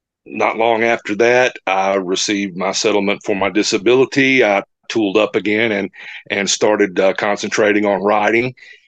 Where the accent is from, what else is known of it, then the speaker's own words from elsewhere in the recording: Blytheville, Arkansas, United States; I was born and raised in Blytheville, Arkansas, which is okay. In the northeast corner of Arkansas. It's 70 miles north of Memphis.